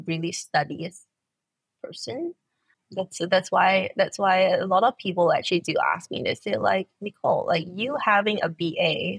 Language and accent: English; Malaysia; I've always been in Malaysia.